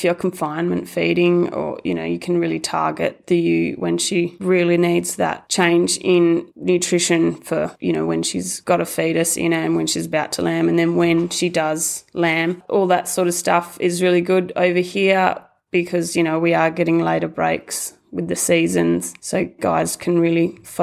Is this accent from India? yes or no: no; Bolgart, Western Australia, Australia; I grew up in Bolgart on a mixed farming property